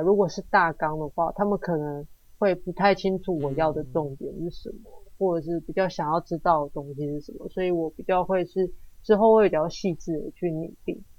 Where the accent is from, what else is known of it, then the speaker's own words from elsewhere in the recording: Taiwan; 我们台湾人的文化跟当地人的一些冲击